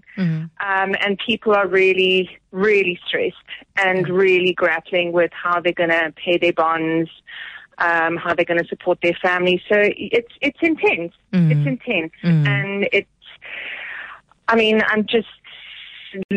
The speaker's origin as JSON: {"language": "English", "town": "Johannesburg", "region": "Gauteng", "country": "South Africa", "tie": "born or raised there", "also_born_or_lived": "Cape Town", "said": "I grew up in Joburg. I'm Joburg born and bred and very proudly."}